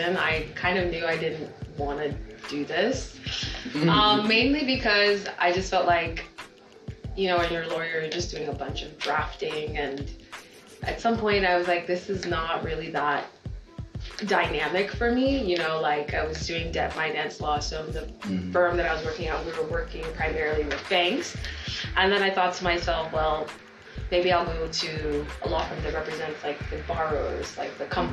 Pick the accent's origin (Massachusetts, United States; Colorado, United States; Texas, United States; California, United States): Texas, United States; born or raised there; also born or lived in Nigeria